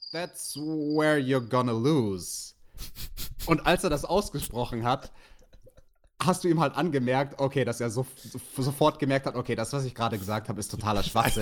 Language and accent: German; Bavaria, Germany; Bei uns in Bayern